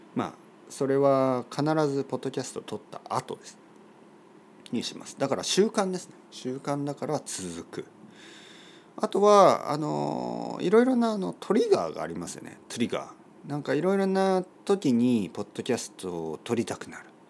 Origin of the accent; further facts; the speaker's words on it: Oita, Japan; 僕の出身の大分県